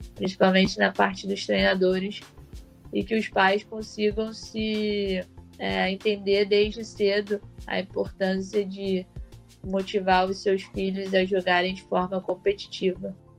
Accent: Brazil; eu sou do Brasil

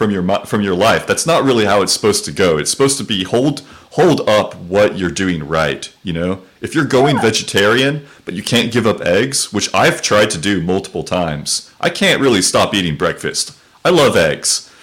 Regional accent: Oklahoma, United States; moved away; also born or lived in Texas; I was born in Oklahoma

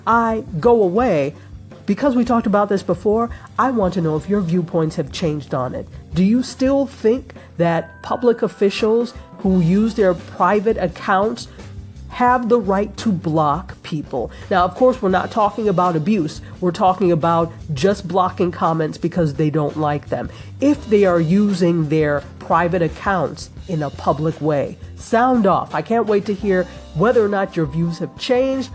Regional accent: Nigeria; my home country of Nigeria

